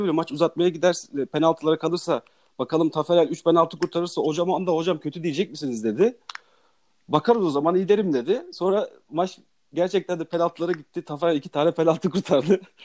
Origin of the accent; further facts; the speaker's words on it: Gaziantep, Turkey; Ben de Gaziantepliyim